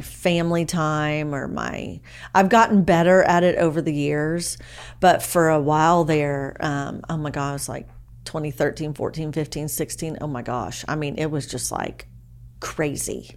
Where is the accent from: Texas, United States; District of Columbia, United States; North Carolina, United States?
Texas, United States; Dallas; also born or lived in Beaumont, Texas / Austin, Texas; now in Anna, United States; I grew up in Dallas